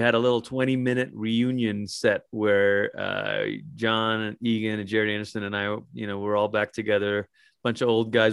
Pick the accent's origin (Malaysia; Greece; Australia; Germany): Malaysia; moved away; when I was a young kid growing up in Malaysia